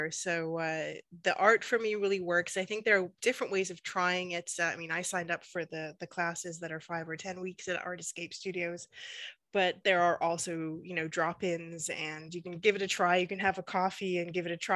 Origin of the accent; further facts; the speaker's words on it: Western Canada, Canada; also born or lived in United Kingdom; from the West, from the mountains, but actually I was born in the UK, so I've kind of been a bit of a migrant throughout my for the, throughout my life.